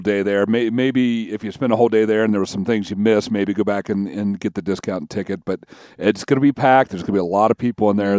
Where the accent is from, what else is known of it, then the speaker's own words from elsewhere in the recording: Kentucky, United States; I'm from Kentucky